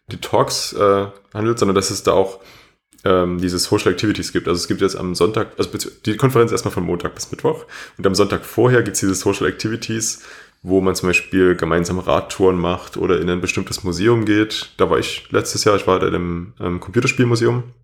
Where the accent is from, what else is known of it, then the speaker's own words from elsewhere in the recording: Berlin, Germany; Gut, ich komme jetzt auch aus Berlin und da ist natürlich noch was anderes.